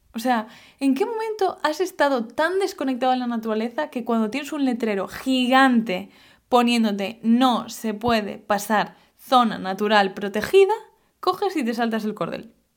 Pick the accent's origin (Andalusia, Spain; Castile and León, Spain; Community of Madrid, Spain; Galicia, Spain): Galicia, Spain; yo vengo de Galicia